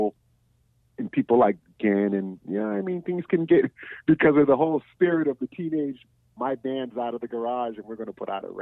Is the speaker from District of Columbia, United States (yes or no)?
yes; Washington, District of Columbia, United States; I'm from Southeast DC and I grew up hearing that people from Virginia or whatever country, we call them Bammers, is South